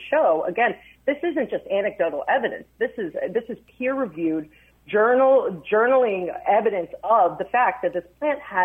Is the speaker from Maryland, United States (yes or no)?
yes; Maryland, United States; my home state of Maryland.